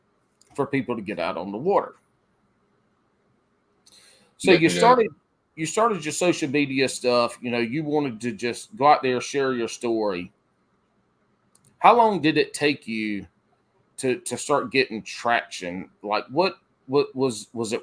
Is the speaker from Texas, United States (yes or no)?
no; Pee Dee area, South Carolina, United States; I'm from the Piedmont or the PD area, South Carolina, kind of Eastern South Carolina.